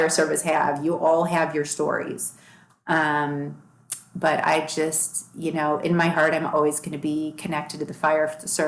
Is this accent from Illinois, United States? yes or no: yes; Long Grove, Illinois, United States; moved away; also born or lived in Boston; I grew up in Chicago in an area called Long Grove